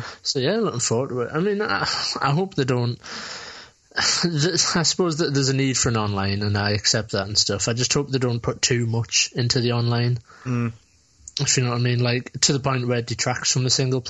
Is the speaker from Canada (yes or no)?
no; United Kingdom; in Britain, you also have to just worry about looking like a twat, which, you know, you can't, like, take that for granted as a Brit.